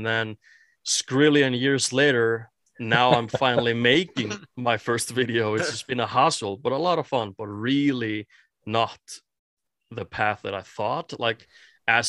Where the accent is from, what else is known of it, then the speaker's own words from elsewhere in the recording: Iceland; first language Icelandic; English is a second language; I'm from Iceland